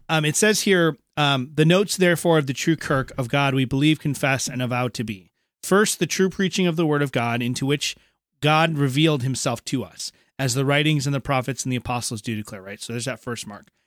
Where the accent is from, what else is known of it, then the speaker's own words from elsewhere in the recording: Minnesota, United States; moved away; also born or lived in eastern United States; I'm from Minnesota originally, I went home to my, uh, what was my home church before I moved out east